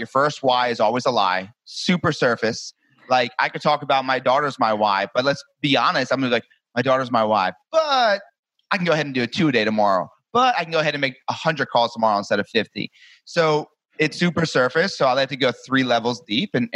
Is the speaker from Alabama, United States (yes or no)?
no; New Jersey, United States; moved away as an adult; now in Destin, United States; I'm originally from New Jersey. I live in Destin, Florida now